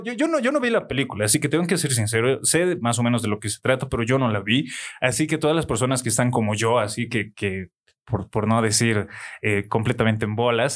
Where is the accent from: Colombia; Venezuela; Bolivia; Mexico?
Bolivia; como buen boliviano